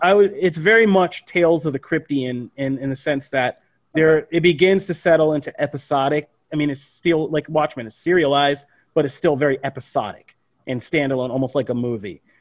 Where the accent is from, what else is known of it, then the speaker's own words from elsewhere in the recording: Pennsylvania, United States; where I grew up in Pennsylvania